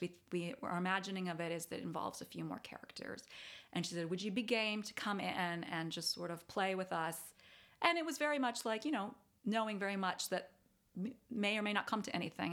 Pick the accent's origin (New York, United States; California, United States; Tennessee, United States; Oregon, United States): California, United States; Davis; moved away; I grew up, um, in Davis, California